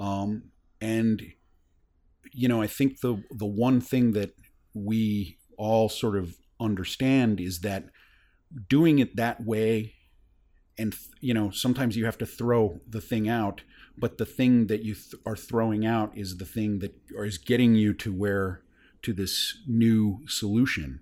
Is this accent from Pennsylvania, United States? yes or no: no; North Carolina, United States; moved away as an adult; also born or lived in Boston; I grew up in North Carolina